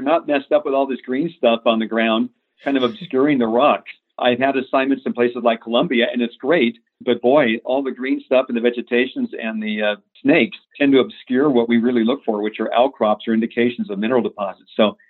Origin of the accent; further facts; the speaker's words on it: United States; I grew up in the Mojave Desert, and I grew up in a very small town back in the 1960s.